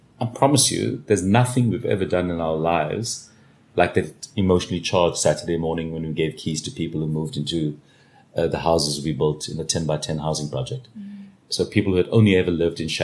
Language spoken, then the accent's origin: English; South Africa; we're still South African